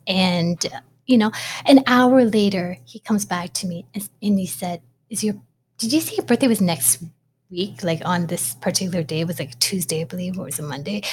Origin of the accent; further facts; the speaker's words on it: Toronto, Ontario, Canada; I was born in Toronto, Ontario, up in Canada